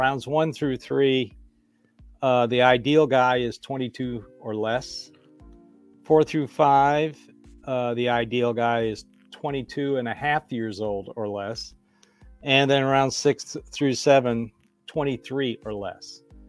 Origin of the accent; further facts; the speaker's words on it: Cleveland, Ohio, United States; now in Nashville, United States; I'm from Cleveland. I can say Eastern European names like Zdruna Soglauskas.